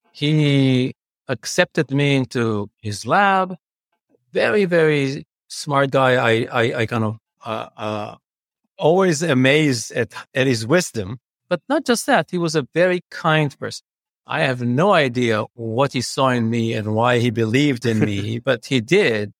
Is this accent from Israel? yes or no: yes; Jerusalem, Jerusalem District, Israel; moved away as an adult; now in Chicago, United States; I grew up in Jerusalem.